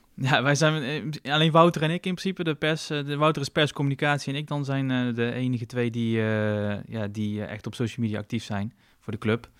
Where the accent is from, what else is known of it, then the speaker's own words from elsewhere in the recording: Tilburg, North Brabant, Netherlands; ik kom uit Tilburg, dus ik heb ook veel vrienden uit Tilburg